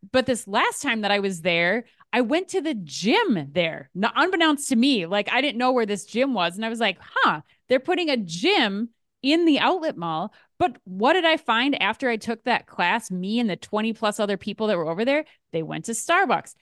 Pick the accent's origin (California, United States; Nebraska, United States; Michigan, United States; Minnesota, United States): Minnesota, United States; as a Minnesotan